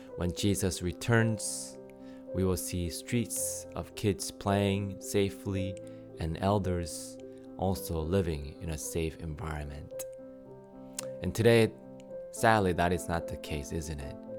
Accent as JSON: {"language": "English", "country": "United States", "tie": "born or raised there", "said": "you and I were raised here in the States"}